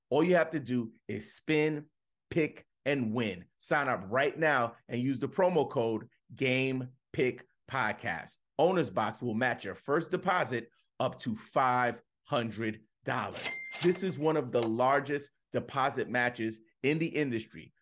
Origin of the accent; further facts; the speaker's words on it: New York, United States; I'm a New Yorker